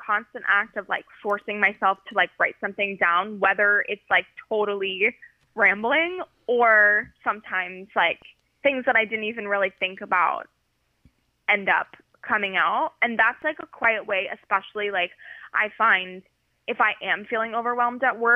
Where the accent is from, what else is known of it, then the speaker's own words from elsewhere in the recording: California, United States; now in New York, United States; I'm from California. So my mom is right now 3 hours behind me